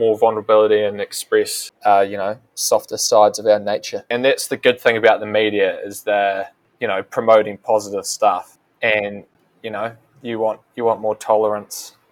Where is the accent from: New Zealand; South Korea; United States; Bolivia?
New Zealand; As a Kiwi bloke myself, you know, someone who's grown up with cultural sort of ingrained ideas around masculinity